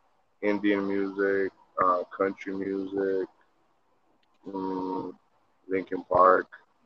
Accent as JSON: {"language": "English", "country": "Jamaica", "said": "I'm Jamaican"}